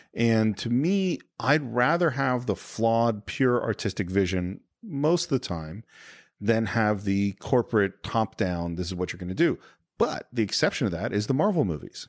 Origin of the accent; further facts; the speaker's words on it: Northern California, United States; also born or lived in Berkeley; now in Los Angeles, United States; I'm from California. So I moved from Nor-, N-, Northern California